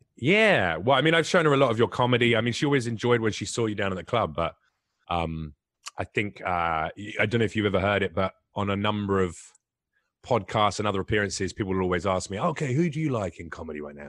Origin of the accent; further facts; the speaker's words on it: England, United Kingdom; moved away; I'm English